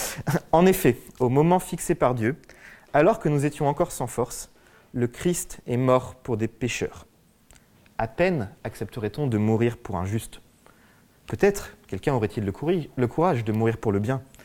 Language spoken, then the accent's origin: French; France; je suis français